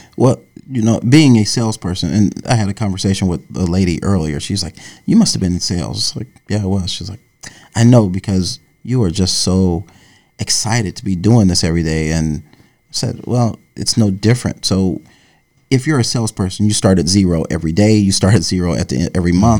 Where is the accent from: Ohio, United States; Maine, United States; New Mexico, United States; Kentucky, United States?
Ohio, United States; Dayton; moved away as an adult; also born or lived in Yellow Springs, Ohio / Florida; now in New York, United States; I grew up in Dayton, Ohio